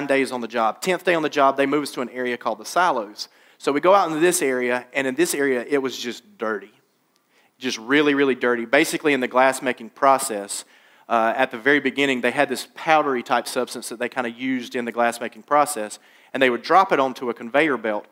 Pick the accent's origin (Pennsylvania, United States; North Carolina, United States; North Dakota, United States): North Carolina, United States; Laurinburg; my dad got me a job working at a glass factory in my hometown of Laurinburg, North Carolina.